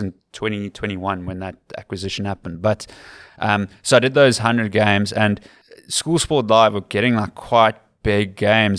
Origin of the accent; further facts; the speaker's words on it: Cape Town, Western Cape, South Africa; accent: Western Cape / Capetonian; moved away as an adult; now in Ireland; my accent is too Western Capey. It's too Capetonian